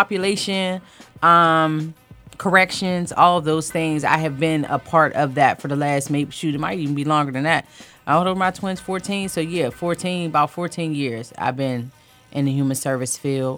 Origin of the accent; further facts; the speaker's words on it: Pittsburgh, Pennsylvania, United States; moved away as an adult; also born or lived in DMV area (Washington, D.C. metropolitan area); now in Washington, D.C. area, United States; I am born and raised in Pittsburgh, Pennsylvania. I have been in the DMV area for approximately 11 years